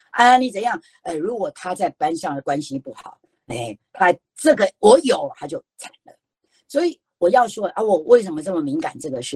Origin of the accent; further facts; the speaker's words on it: Taiwan; 我们台湾人太重视有意义了